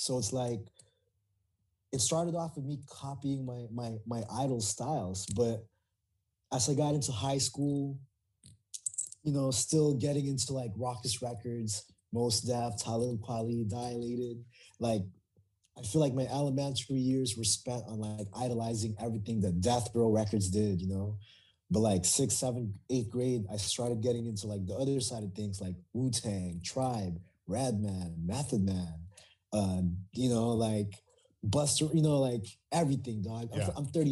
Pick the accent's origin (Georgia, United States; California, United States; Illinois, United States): California, United States; Oxnard; first language Tagalog; English is a second language; moved away as an adult; also born or lived in Philippines / Orange County, California; now in San Diego, United States; I was born in the Philippines, but I didn't come to Oxnard until I was 10 years old. I came to the country in 1995. So, you know, I grew up there